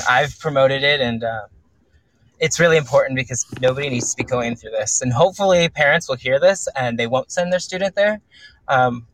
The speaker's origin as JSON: {"language": "English", "region": "California", "country": "United States", "said": "I'm from California"}